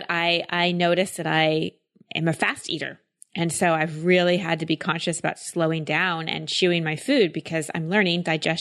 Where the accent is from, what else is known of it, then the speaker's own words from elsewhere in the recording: Texas, United States; Yeah, I grew up in Texas